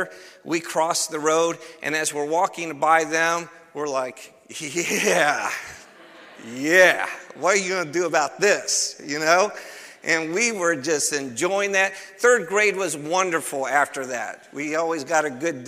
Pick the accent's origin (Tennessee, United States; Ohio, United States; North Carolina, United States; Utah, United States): Ohio, United States; Cleveland; I'm from Cleveland, Ohio, and I remember when I was in third grade, I would walk to school